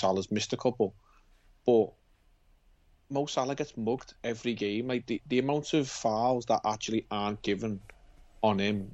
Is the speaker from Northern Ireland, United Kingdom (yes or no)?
no; Liverpool, North West England, United Kingdom; accent: Scouse; I was from Liverpool and doing my coaching badge in Manchester.